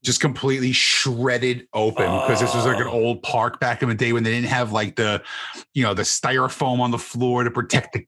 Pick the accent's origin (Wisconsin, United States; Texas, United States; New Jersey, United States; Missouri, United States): New Jersey, United States; Bayonne; I'm a big draw in my hometown